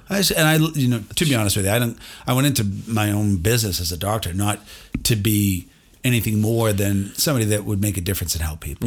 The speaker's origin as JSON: {"language": "English", "country": "United States", "said": "I'm an American"}